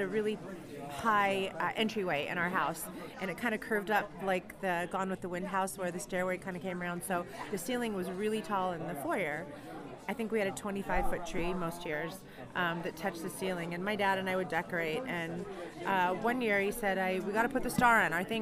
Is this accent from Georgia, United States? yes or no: no; Los Angeles, California, United States; where we were raised in Encino, California, in the valley in the 70s was like living in the country then.